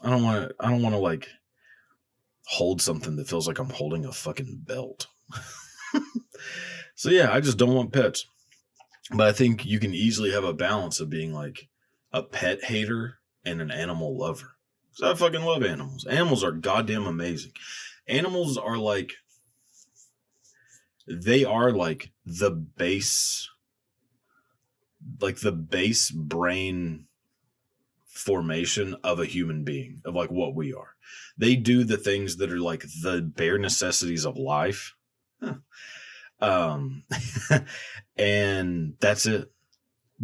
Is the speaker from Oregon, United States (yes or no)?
no; Texas, United States; growing up in Texas